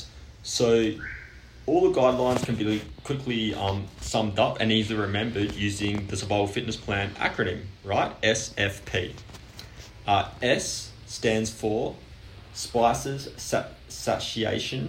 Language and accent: English; Australia; I'm Australian